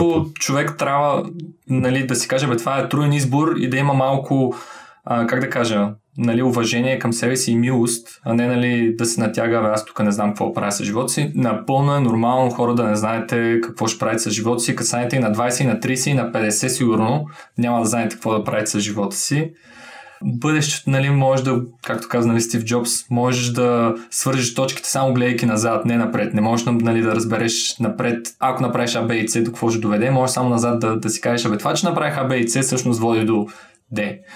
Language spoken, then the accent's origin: Bulgarian; Varna, Varna Province, Bulgaria; moved away; Варна. Съм при а, моя роден град.